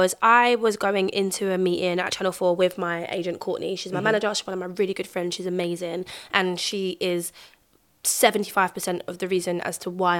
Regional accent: London, United Kingdom; I grew up in North Peckham Estate, and we moved

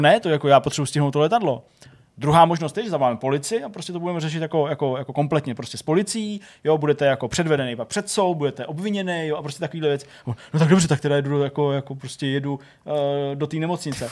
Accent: Czechia; u nás v Čechách, nebo v Česku

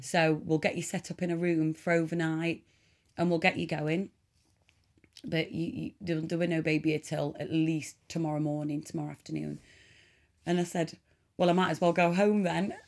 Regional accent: Mansfield, East Midlands, United Kingdom; I am from Nottingham born in Mansfield in Nottingham in 1985

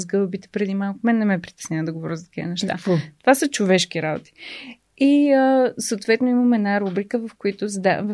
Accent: Bulgaria; аз съм българка

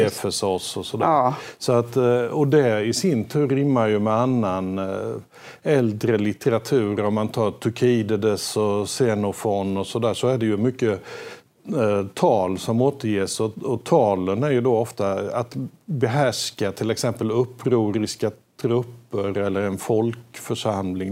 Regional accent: Småland, Sweden; accent: Småländska; mitt småländska ja, ja. barndomsspråk

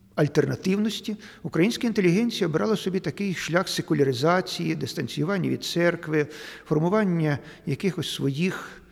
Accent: Eastern Ukraine, Ukraine; ми тут, на сході України

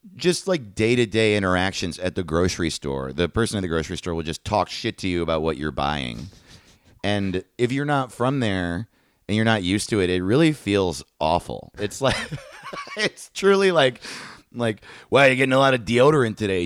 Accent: Greenwood Lake, New York, United States; I'm from Greenwood Lake, New York

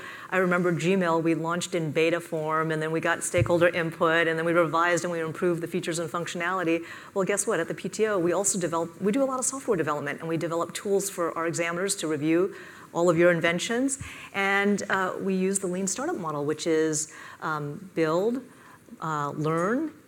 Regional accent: Silicon Valley, California, United States; moved away as an adult; also born or lived in Washington, D.C.; I was born and raised in the Silicon Valley

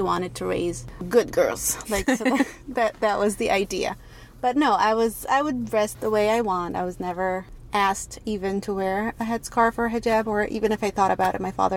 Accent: Egypt; moved away as an adult; now in United States; I was born and raised in Egypt and have been living in the United States for the past 7 or 8 years now.

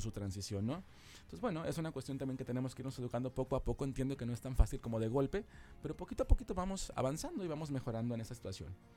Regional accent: Poza Rica, Veracruz, Mexico; soy de Poza Rica

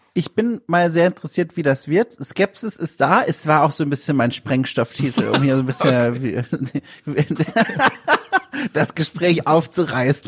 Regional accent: Southern Germany, Germany; bei mir daheim im süddeutschen Kaff

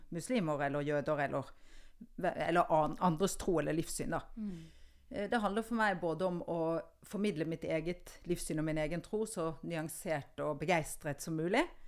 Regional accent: Oslo, Norway; accent: østlandsk; inner Oslo; also born or lived in Bergen; jeg vokste opp på Nordstrand

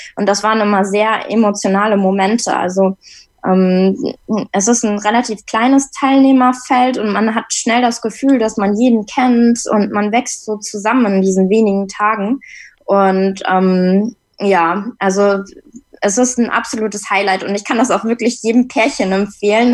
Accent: Hamburg, Germany; ich komme aus Hamburg

